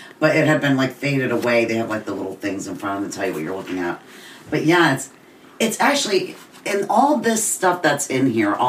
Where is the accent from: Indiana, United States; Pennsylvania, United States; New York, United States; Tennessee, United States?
Pennsylvania, United States; Wilkes-Barre; I'm from the Wilkes-Barre area.